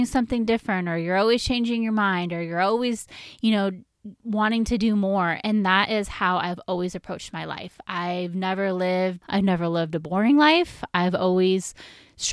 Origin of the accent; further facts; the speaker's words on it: Sonoma County, California, United States; I was born and raised in Sonoma County, which is in California, and I have lived in this wonderful county my whole life. I have never moved away